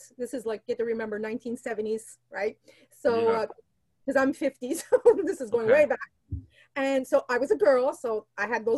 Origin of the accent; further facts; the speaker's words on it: Montreal, Quebec, Canada; first language Portuguese; English is a second language; I'm from Quebec, born and raised in Montreal.